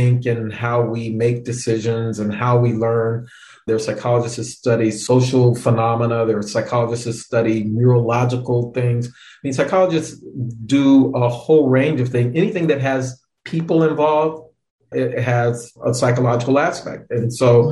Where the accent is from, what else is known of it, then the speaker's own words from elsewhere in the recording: Florida, United States; I grew up in Florida. My dad was in the military